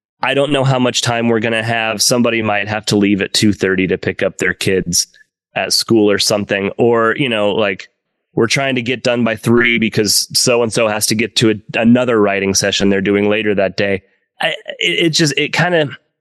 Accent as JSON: {"language": "English", "region": "Oklahoma", "country": "United States", "also_born_or_lived": "Los Angeles", "moved": "as an adult", "lives_now": "Nashville, United States", "said": "I'm from Oklahoma"}